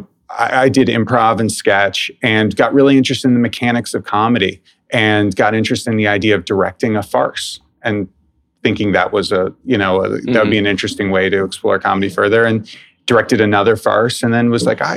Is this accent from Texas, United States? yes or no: no; New York City, New York, United States; I grew up in New York City, went to school here